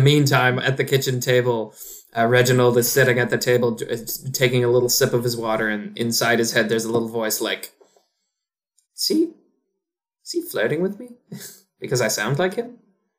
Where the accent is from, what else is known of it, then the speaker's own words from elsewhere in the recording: Texas, United States; accent: Leeds; I'm also from Texas, but my parents were from Leeds, so I rather picked up their accent as I was growing.